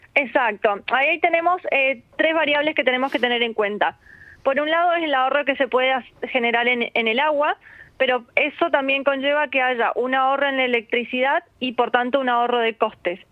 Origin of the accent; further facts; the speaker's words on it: Argentina; also born or lived in Málaga, Spain; now in Spain; yo soy de Argentina, pero somos malagueños